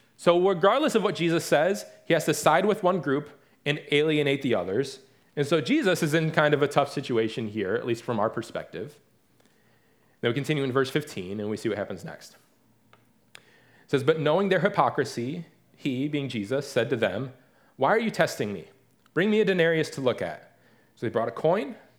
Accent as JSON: {"language": "English", "area": "Detroit area", "region": "Michigan", "country": "United States", "tie": "born or raised there", "moved": "yes", "lives_now": "Raleigh, United States", "said": "growing up in the Detroit area is not the same, or the, the Detroit area, so to speak, is not the same as actually growing up in the city itself"}